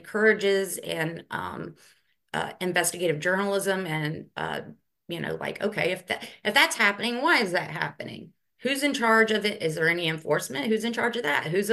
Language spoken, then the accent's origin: English; Newnan, Georgia, United States; also born or lived in Miami, Florida / Greenville; now in Augusta, United States; I grew up in Noonan, Georgia, so Coweta County. So I'm a Georgia girl.